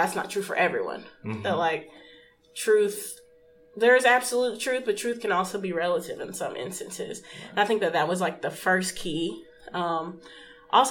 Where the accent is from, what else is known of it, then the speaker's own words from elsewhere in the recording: Memphis, Tennessee, United States; moved away; I first moved back, relocated back to Memphis, back to my hometown